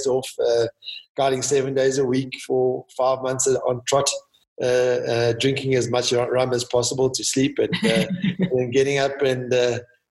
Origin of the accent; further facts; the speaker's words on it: South Africa; I'm South African.